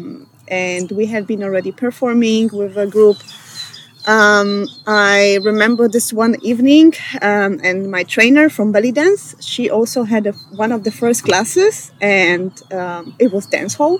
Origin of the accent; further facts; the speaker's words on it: Poland; English is a second language; moved away as an adult; now in Vienna, Austria; I come from Poland, but I'm based in Vienna since 8 years.